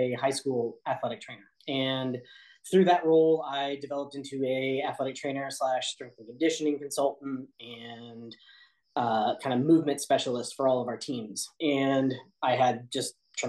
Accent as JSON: {"language": "English", "town": "Kansas City", "country": "United States", "also_born_or_lived": "Olathe, Kansas", "said": "I'm from Kansas City."}